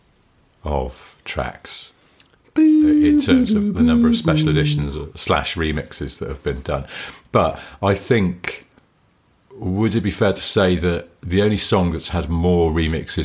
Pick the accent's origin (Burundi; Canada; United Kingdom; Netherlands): United Kingdom; I'm British